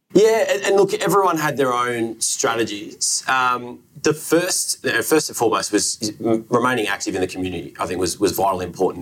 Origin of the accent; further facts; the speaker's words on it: Australia; I'm Australian